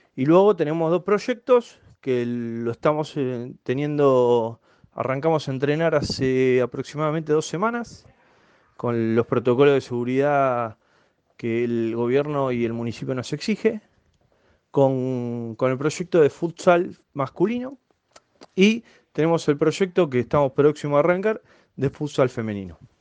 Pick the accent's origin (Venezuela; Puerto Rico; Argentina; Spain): Argentina; Buenos Aires; moved away as an adult; now in Río Grande, Argentina; yo soy nacido en Soldati, vivía a la vuelta de la cancha, ahí en Chilaveri y Martínez Castro, donde me crié donde viví hasta los 24 años